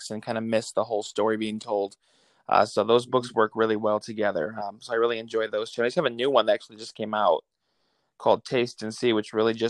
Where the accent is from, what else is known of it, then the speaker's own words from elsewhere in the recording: Illinois, United States; I'm from Illinois, in the middle of nowhere